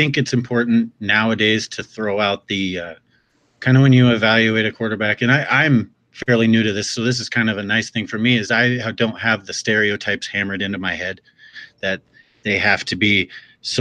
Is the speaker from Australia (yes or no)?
no; Washington, United States; I'm from Washington